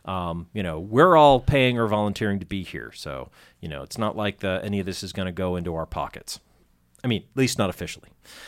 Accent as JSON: {"language": "English", "town": "Andover", "region": "Massachusetts", "country": "United States", "tie": "born or raised there", "said": "And I grew up in Andover, so like that was how I'd commute."}